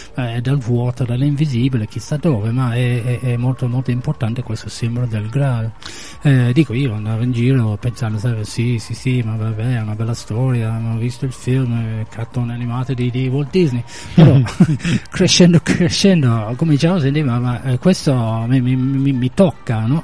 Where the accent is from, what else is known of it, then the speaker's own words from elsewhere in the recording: England, United Kingdom; moved away; come inglese